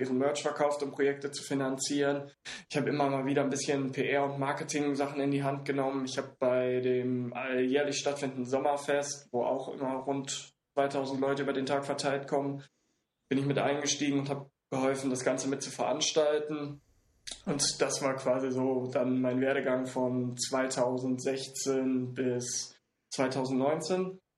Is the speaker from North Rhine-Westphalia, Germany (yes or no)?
yes; Siegen, North Rhine-Westphalia, Germany; now in Hamburg, Germany; ich komme aus Siegen